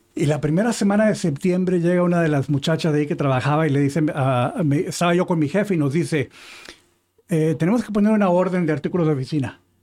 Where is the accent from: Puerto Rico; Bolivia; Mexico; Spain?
Mexico; yo soy mexicano